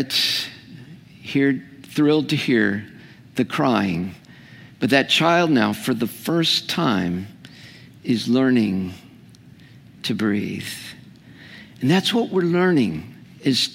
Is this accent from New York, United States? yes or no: no; California, United States; I'm a Californian